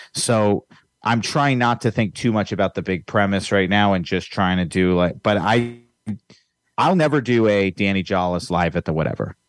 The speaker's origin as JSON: {"language": "English", "region": "Virginia", "country": "United States", "moved": "yes", "lives_now": "Los Angeles, United States", "said": "I'm from Virginia"}